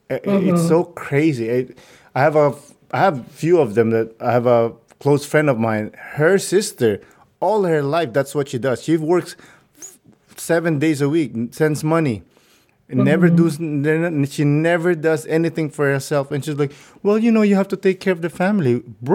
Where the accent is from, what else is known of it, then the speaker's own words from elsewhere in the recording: Philippines; And it's actually something that I'm really proud of being Filipino.